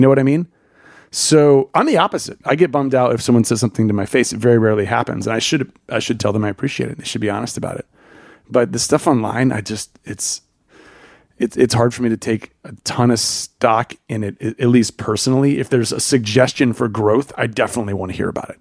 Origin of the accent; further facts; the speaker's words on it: the South, United States; I grew up in the South.